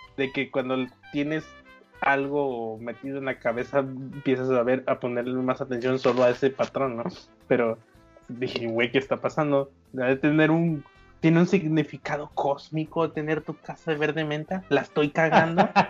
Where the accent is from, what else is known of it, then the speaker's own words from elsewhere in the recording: Guadalajara, Jalisco, Mexico; el primer depa en el que en el que viví cuando nací en Guadalajara